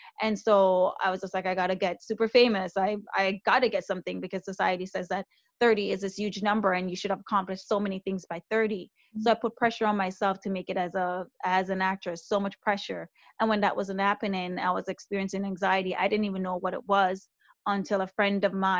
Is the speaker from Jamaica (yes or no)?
yes; Jamaica; now in Canada; as a Jamaican woman who came here to Canada